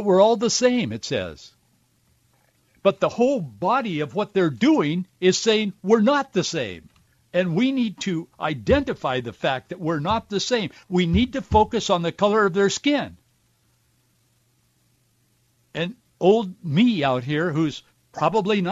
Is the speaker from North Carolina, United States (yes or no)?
no; Yakima Valley, Washington, United States; both my wife and I grew up with in the Yakima Valley